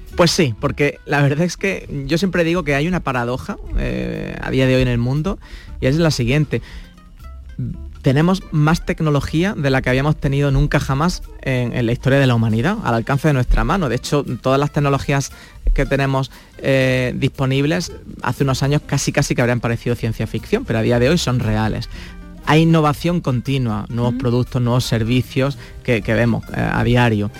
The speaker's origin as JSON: {"language": "Spanish", "town": "Granada", "region": "Andalusia", "country": "Spain", "moved": "yes"}